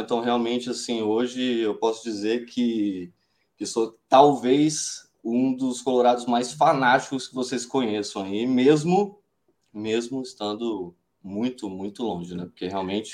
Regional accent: Brasília, Federal District, Brazil; Eu sou filho de uma gaúcha com um cearense, né, nascido e criado aqui em Brasília.

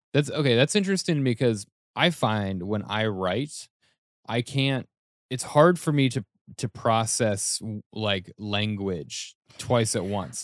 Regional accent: Denver, Colorado, United States; moved away as an adult; now in New York City, United States; when I first moved to New York City, I'm from Denver

